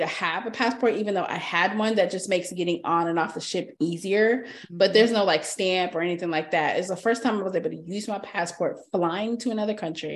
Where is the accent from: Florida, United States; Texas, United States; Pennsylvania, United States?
Texas, United States; we're from Texas